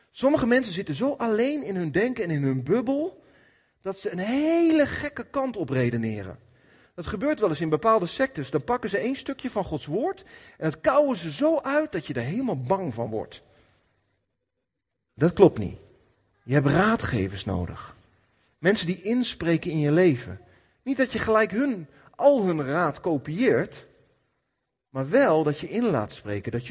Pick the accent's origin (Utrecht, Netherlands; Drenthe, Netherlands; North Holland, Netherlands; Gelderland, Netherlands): Gelderland, Netherlands; Apeldoorn; Maar vandaag, ik kom uit Apeldoorn.